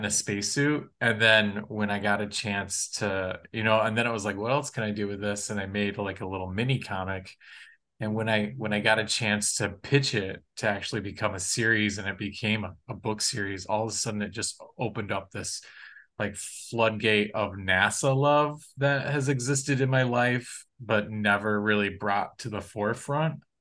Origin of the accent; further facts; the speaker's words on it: Kalamazoo, Michigan, United States; I grew up in Michigan in Kalamazoo, Michigan